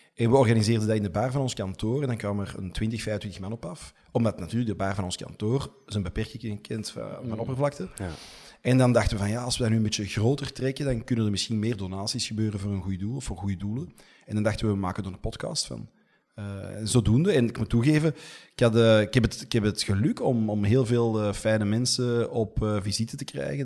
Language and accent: Dutch; Antwerp, Flanders, Belgium; also born or lived in Merksem; mijn eh, ouders woonden toen al in Deurne en ik ben gewoon eh, opgegroeid in Deurne.